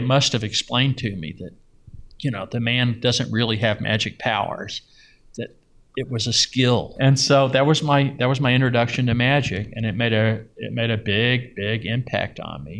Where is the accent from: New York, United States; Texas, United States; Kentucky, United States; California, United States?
Kentucky, United States; Louisville; now in Las Vegas, United States; I grew up in Louisville in the suburbs